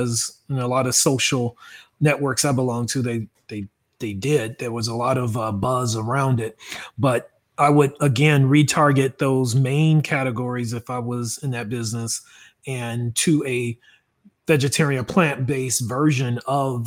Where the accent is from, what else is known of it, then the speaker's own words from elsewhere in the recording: Dallas, Texas, United States; I am from Dallas, Texas